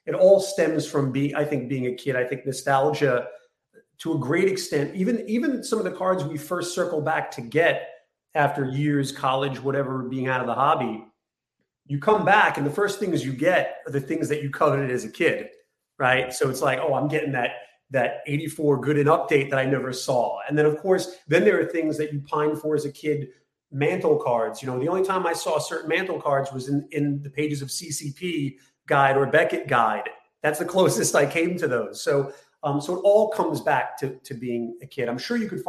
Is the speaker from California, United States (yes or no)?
no; New York City, New York, United States; I grew up in Bay Ridge, Brooklyn.